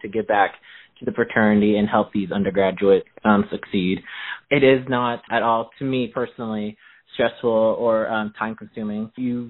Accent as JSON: {"language": "English", "region": "Midwest", "country": "United States", "tie": "born or raised there", "said": "I grew up here in the Midwest, so I'm very comfortable and I'm very familiar with the area"}